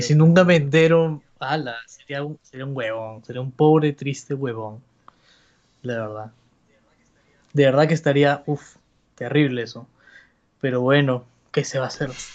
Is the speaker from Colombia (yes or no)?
no; Peru; somos peruanos